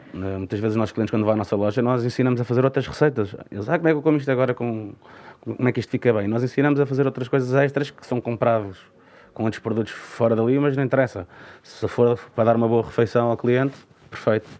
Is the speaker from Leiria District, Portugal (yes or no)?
no; Parede, Lisbon, Portugal; isto é a minha terra, é a terra que eu mais amo